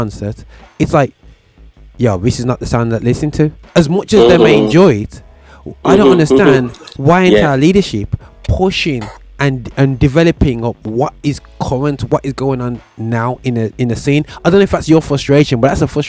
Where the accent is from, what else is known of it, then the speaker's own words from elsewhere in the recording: Birmingham, West Midlands, United Kingdom; over here in my hometown, Birmingham